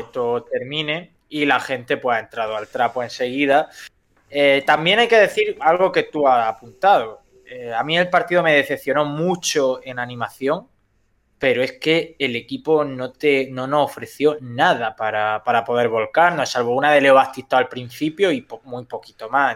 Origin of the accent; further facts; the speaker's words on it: Almería, Andalusia, Spain; todos los que somos almerienses